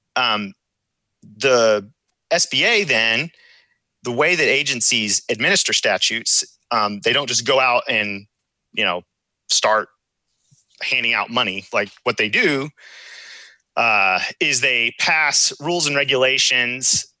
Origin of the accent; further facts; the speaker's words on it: Houston, Texas, United States; I'm from Houston, Texas